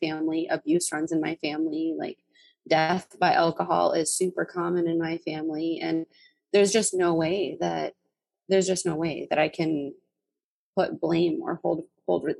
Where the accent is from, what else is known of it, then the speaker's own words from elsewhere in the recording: North Dakota, United States; So I grew up in rural North Dakota, and it's a super, super small town